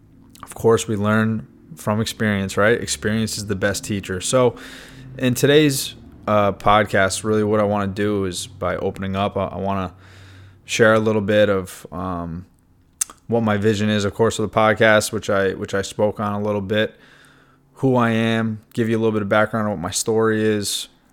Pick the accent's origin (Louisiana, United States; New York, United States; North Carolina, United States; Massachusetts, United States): New York, United States; I grew up in New York, about an hour north of the city